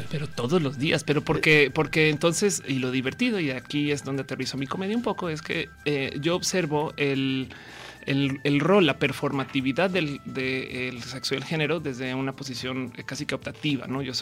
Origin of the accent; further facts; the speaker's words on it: northern Mexico, Mexico; No, los chilangos todo el día me dicen eh, que soy norteña.